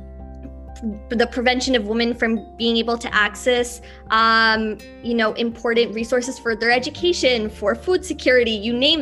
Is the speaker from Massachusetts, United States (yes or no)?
yes; Massachusetts, United States; Born and raised in Massachusetts